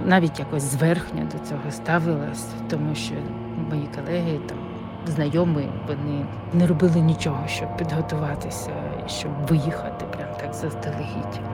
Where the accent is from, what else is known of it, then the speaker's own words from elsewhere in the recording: Luhansk, Luhansk Oblast, Ukraine; moved away as an adult; also born or lived in Lithuania / Kyiv; Я народилася в Луганську і прожила все життя до того часу